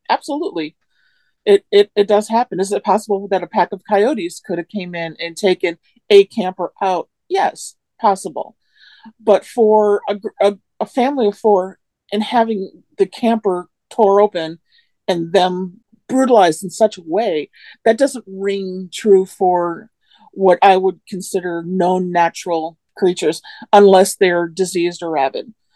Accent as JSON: {"language": "English", "area": "Manistee National Forest", "region": "Michigan", "country": "United States", "tie": "born or raised there", "said": "the Manistee National Forest. That's where I live. That's my hometown"}